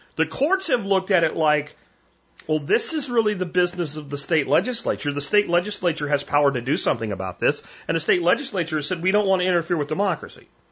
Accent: United States

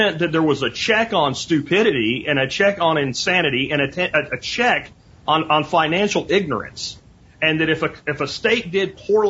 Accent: Pennsylvania, United States; also born or lived in Florida; now in Texas, United States; I grew up in Pennsylvania and Florida

